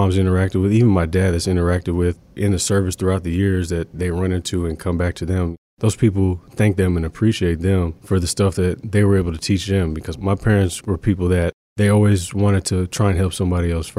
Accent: Green Cove Springs, Florida, United States; also born or lived in Jacksonville, Florida; I was born in Jacksonville, Florida. Then I moved 15 minutes outside of Jacksonville to a small town called Green Coast Springs, Florida.

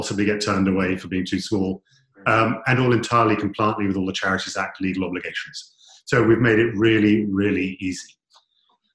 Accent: United Kingdom; we're British

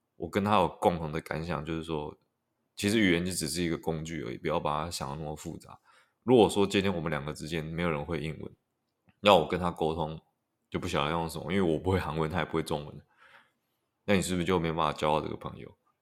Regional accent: Taiwan; 如果你是台湾人的话，第一个学的外语应该都是英文的，就是撇除母语之外，应该都是英文

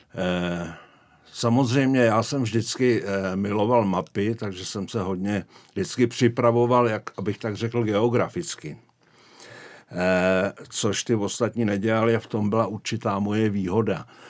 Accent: Prague, Czechia; moved away as an adult; also born or lived in Šumava foothills (Podlesí); now in Šumava region, Czech Republic; já pocházím z Prahy, ale odstěhovali jsme se tam eh, už asi před 30 lety

